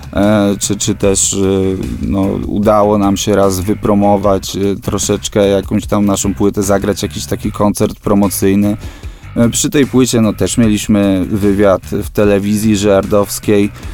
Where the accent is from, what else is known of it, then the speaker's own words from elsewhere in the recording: Żyrardów, Masovian Voivodeship, Poland; jesteśmy z Żardowa, bo ten Żyrardów kochamy